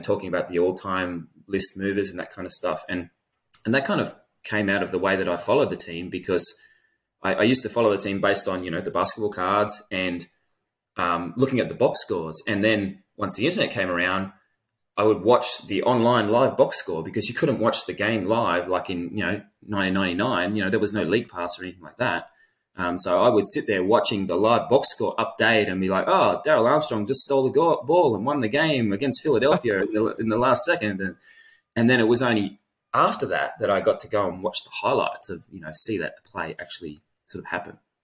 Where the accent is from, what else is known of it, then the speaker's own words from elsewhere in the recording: Australia; as a ten-year-old in Australia